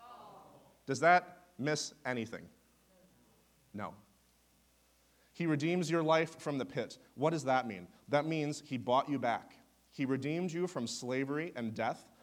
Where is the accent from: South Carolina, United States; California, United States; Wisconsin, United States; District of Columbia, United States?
Wisconsin, United States; also born or lived in Ohio; now in Oklahoma, United States; I am originally from Wisconsin